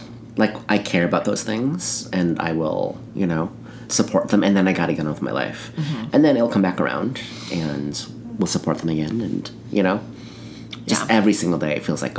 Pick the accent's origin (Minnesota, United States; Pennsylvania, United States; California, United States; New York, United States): Minnesota, United States; Minneapolis; I grew up in Minneapolis where it was progressive and there was some support out there.